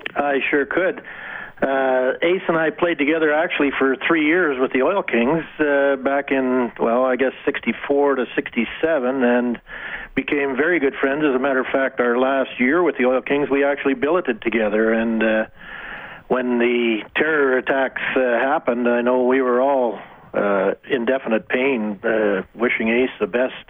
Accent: Wainwright, Alberta, Canada; I grew up in Wainwright

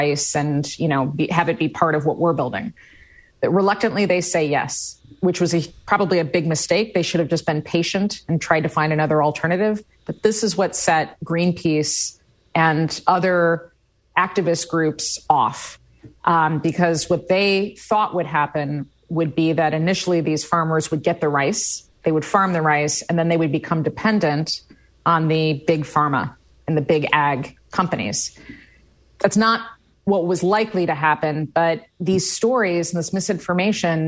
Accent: Midwest, United States; I grew up in the Midwest

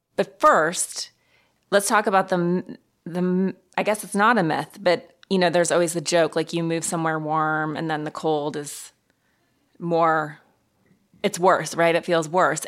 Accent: Montana, United States; I grew up in Montana in the cold

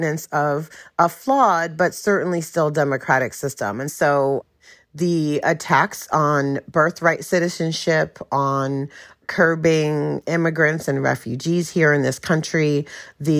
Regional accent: New York City, New York, United States; now in Charlotte, United States; I'm originally from Brooklyn, New York, but I live in Charlotte, North Carolina

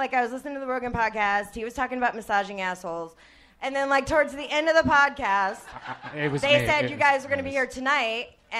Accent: St. Louis, Missouri, United States; now in Las Vegas, United States; St. Louis.

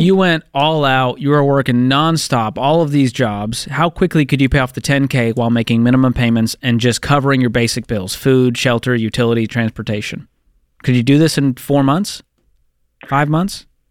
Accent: Boston, Massachusetts, United States; my hometown, Boston, Massachusetts.

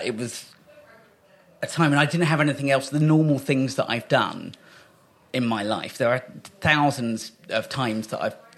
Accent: Kent, South East England, United Kingdom; also born or lived in Great Yarmouth; We came back to Kent. My mum's side of the family are all in Kent.

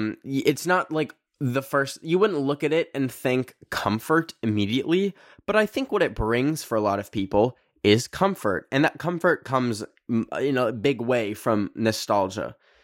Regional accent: Red Deer, Alberta, Canada; I grew up in Red Deer, which is between these two big cities, Edmonton and Calgary, which are both like population a million people.

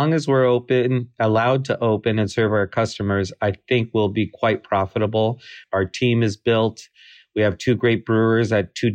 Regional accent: United States; We're not Czech. We're not German. We're not English. We're not any of these things. We're Mexican American

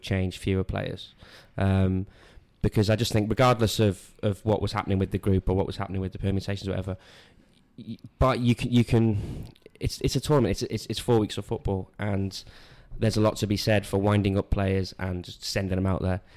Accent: Wales, United Kingdom; I'm from Wales

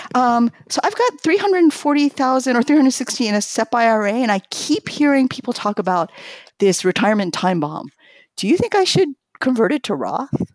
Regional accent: New York, United States; also born or lived in Tokyo, Japan; I grew up in New York, but I speak Japanese with my parents.

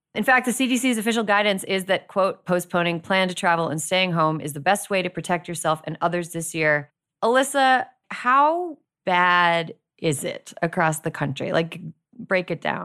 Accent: Wisconsin, United States; moved away; I'm from Wisconsin. My home state of Wisconsin

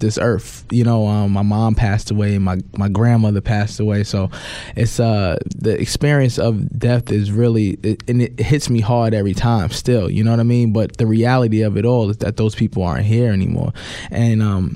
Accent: New York City, New York, United States; being a black man and growing up in New York

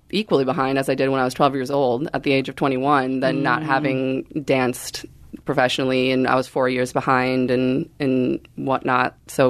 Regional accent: Minneapolis, Minnesota, United States; so I grew up in Minneapolis, Minnesota.

